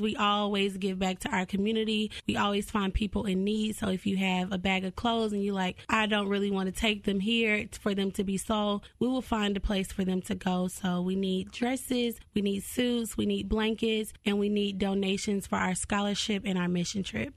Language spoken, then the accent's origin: English; Cartersville, Georgia, United States; I'm originally from Cartersville, Georgia, so small town type of thing.